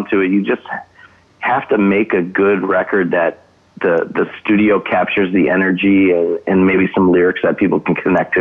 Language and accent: English; Buffalo, New York, United States; moved away as an adult; now in Los Angeles, United States; I'm from Buffalo originally